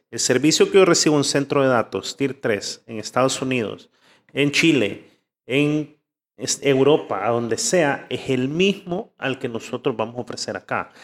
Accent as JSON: {"language": "Spanish", "country": "El Salvador", "said": "de aquí somos"}